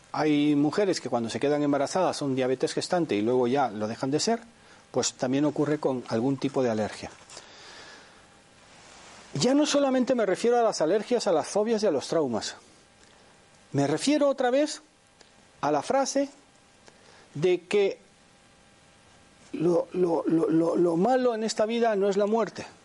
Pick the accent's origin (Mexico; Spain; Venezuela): Spain; now in Panama; Ah, yo vengo de Panamá, aunque soy español, llevo cuarenta y pico años aquí.